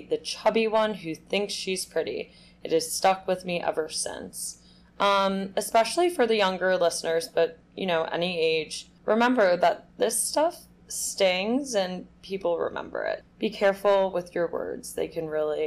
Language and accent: English; New York City, New York, United States; We both grew up in New York City, knew each other in high school.